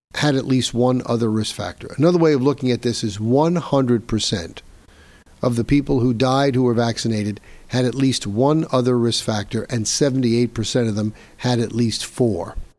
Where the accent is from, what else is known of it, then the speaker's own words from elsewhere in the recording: New York, United States; Here in my home state of New York, my home city of New York